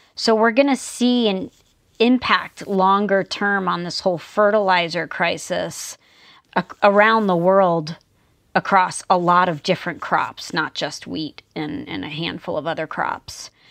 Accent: New Jersey, United States; moved away; also born or lived in Tucson, Arizona; I grew up in the United States on the East Coast, quite close to New York City in New Jersey.

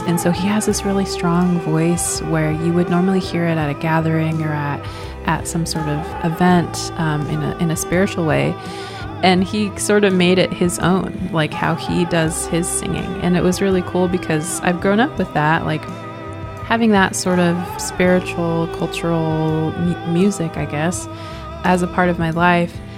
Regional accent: Swinomish Indian Tribal Community, Washington, United States; also born or lived in Portland, Oregon; I grew up in Swinomish and when it was time to go to college, I went to college in Portland and then I just stayed there.

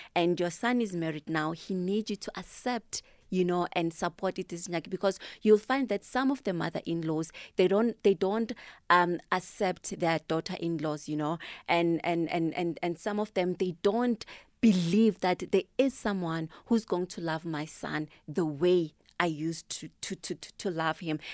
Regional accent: Thembisa, Gauteng, South Africa; I'm from Thembisa

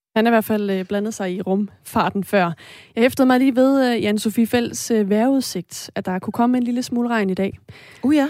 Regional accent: Esbjerg, Southern Denmark, Denmark; jeg er jo fra Esbjerg

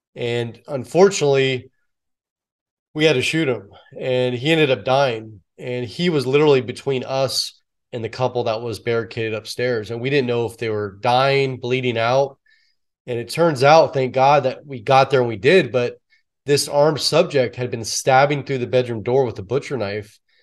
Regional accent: San Francisco Bay Area, California, United States; born or raised there

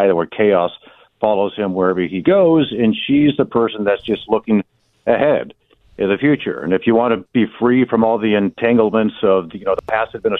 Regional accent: San Diego, California, United States; now in Detroit, United States; So good to be back in San Diego, even if it's over the airwaves. I miss my hometown

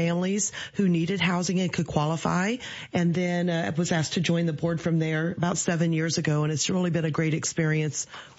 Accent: Decatur, Illinois, United States; I grew up in Decatur, went to school here, graduated from Lakeview High School many years ago.

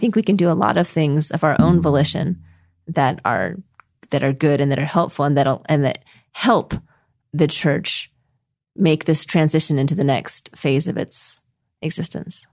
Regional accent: Costa Mesa, California, United States; moved away as an adult; also born or lived in Boston / Taiwan / China / Utah; now in New Zealand; when I was raised in Costa Mesa, California by my parents

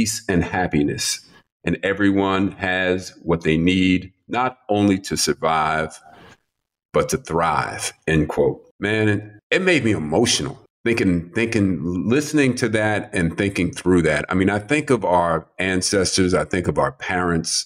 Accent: New York City, New York, United States; I grew up in Manhattan in New York City

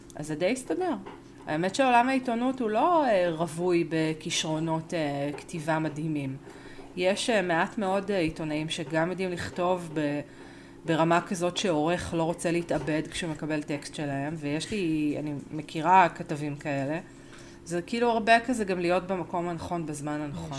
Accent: Argentina; אני ארגנטינאית

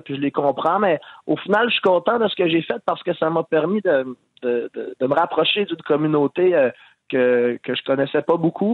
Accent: Quebec, Canada; on est tous des Québécois

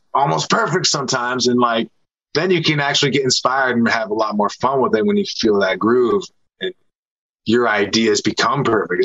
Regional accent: Seattle, Washington, United States; I'm from Seattle. It's all I know and love.

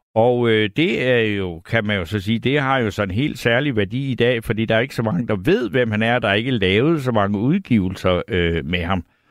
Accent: Funen, Southern Denmark, Denmark; jeg er fra Fyn

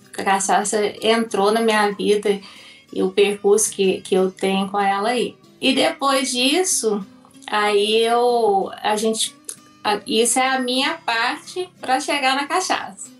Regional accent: Perdões, Minas Gerais, Brazil; eu sou de uma cidade chamada Perdões, é, no sul de Minas Gerais, a 200 quilômetros mais ou menos da capital mineira

